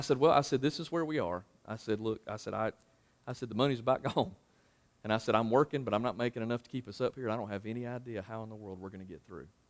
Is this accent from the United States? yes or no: yes; Marshville, North Carolina, United States; moved away as an adult; also born or lived in Louisville, Kentucky; I'm from Marshville